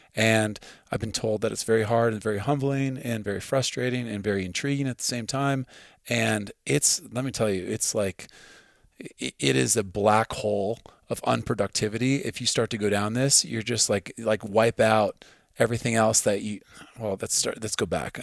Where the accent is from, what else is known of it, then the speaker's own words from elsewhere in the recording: Midwest, United States; now in Montana, United States; I grew up in the Midwest